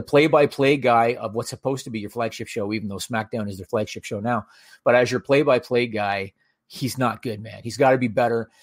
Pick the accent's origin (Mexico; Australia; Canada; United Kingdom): Canada; as a Canadian viewer